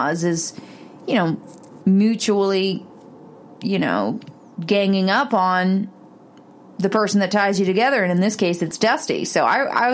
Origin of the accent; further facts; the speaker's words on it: Canada; now in United States; I'm from Canada